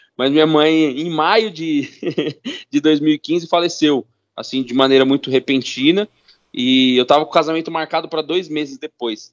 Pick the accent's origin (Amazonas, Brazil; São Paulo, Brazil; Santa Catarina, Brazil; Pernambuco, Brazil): São Paulo, Brazil; Eu sou, sou nascido e criado na Zona Norte de São Paulo